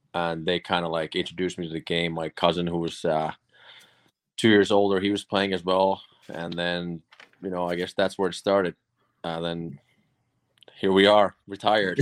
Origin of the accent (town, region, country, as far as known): Finland; born or raised there; moved away; also born or lived in Boston